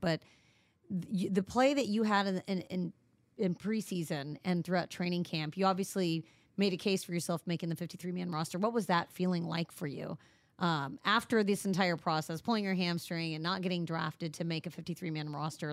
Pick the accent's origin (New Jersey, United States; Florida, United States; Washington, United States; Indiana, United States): Indiana, United States; moved away; I grew up in Indiana.